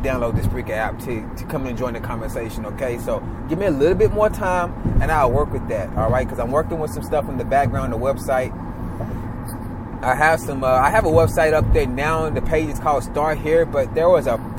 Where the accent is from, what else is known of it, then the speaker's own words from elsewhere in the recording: the South, United States; I was raised down here in the South with my mother.